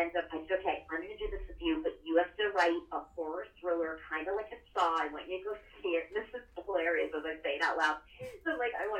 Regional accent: United States; also born or lived in Philadelphia, Pennsylvania / New Jersey; I grew up in Philly and Jersey

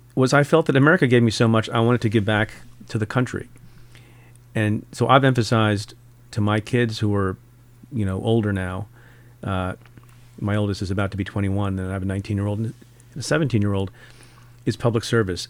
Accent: India; moved away; I'm from India, was born in India

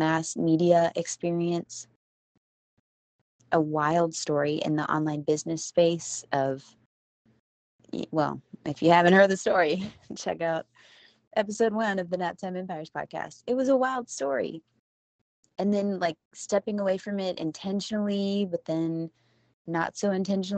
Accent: Houston, Texas, United States; I'm from Houston

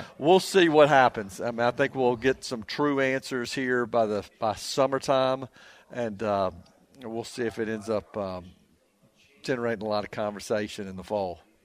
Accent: Nashville, Tennessee, United States; I'm from Nashville. I grew up in Nashville

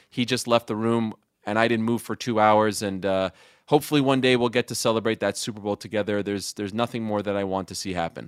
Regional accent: Montreal, Quebec, Canada; also born or lived in Syracuse; I'm from Montreal, Quebec, Canada

